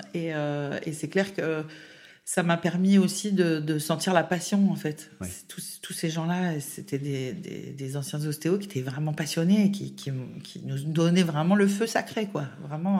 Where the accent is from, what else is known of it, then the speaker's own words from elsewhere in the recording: Baume-les-Dames, Bourgogne-Franche-Comté, France; moved away as an adult; also born or lived in Besançon; now in Lyon, France; l'Est de la France. Donc, euh, je viens de Baume-les-Dames, le pays de la cancoyotte